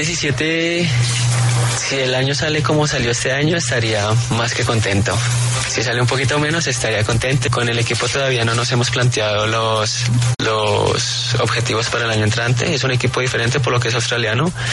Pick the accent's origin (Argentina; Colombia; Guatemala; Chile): Colombia; como colombiano